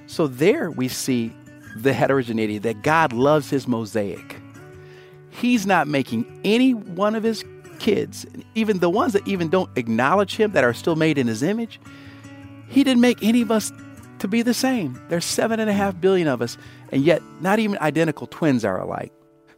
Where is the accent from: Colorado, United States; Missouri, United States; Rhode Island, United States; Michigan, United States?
Michigan, United States; Grand Rapids; also born or lived in South Korea / Georgia, United States; I'm from Grand Rapids by way of a village in Asia, Tongjishan, Korea, by way of Augusta, Georgia, and Hinesville, Georgia, by way of a lot of different places.